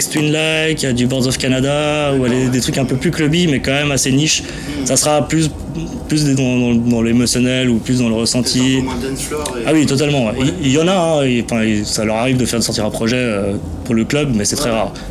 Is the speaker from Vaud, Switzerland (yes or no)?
no; Geneva, Switzerland; born there; je suis espagnol de base, je suis né là, à Genève, mais je suis espagnol, je me suis jamais vraiment senti suisse